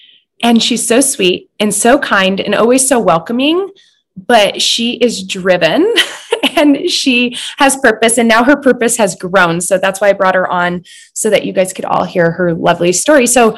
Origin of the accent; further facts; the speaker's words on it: Butte, Montana, United States; oh, you're from Butte? And I'm like, heck yes. I'm from Butte.